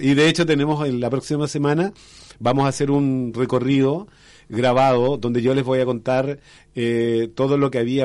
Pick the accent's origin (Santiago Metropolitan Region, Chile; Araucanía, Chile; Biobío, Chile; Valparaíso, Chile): Santiago Metropolitan Region, Chile; Renca; moved away as an adult; also born or lived in Independencia / Maule; now in Curicó, Chile; yo nací en Independencia, pero me crié en, en, Renca, que queda al lado